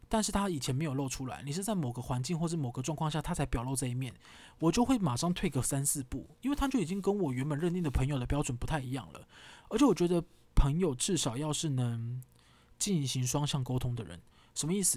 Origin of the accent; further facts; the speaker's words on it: Kaohsiung, Taiwan; 跟我同样一起在高雄长大